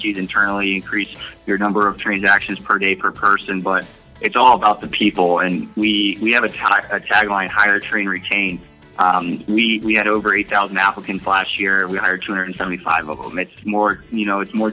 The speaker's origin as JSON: {"language": "English", "town": "Parkersburg", "region": "West Virginia", "country": "United States", "tie": "born or raised there", "also_born_or_lived": "Miami, Florida", "moved": "as an adult", "lives_now": "Austin, United States", "said": "growing up in Parkersburg"}